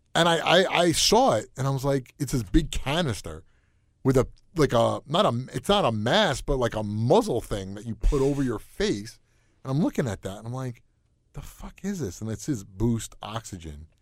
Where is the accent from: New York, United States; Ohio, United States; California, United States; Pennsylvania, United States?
New York, United States; moved away; also born or lived in Connecticut; I grew up in New York